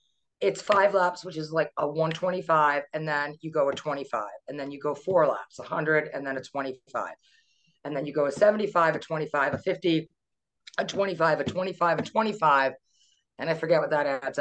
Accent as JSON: {"language": "English", "town": "Purchase", "region": "New York", "country": "United States", "tie": "born or raised there", "also_born_or_lived": "Philadelphia", "said": "I grew up in Purchase, New York"}